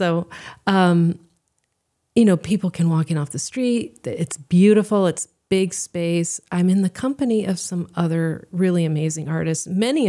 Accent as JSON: {"language": "English", "region": "Seoul", "country": "South Korea", "tie": "born or raised there", "said": "and I grew up in Seoul. We moved there when I was two, and so I grew up, you know, speaking the language, surrounded by Korean culture, and it's really culturally my home."}